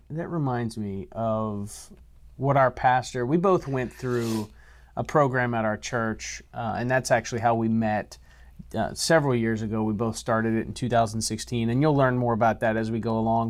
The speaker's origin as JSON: {"language": "English", "region": "Louisiana", "country": "United States", "said": "I'm from Louisiana, so I have that Cajun blood"}